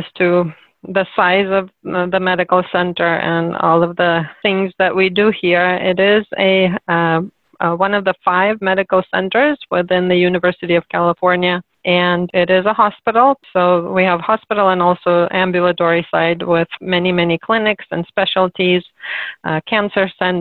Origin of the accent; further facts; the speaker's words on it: Cherkasy, Cherkasy Oblast, Ukraine; moved away as an adult; also born or lived in Sacramento, United States; now in United States; I was born and raised in Ukraine in the city of Cherkasy.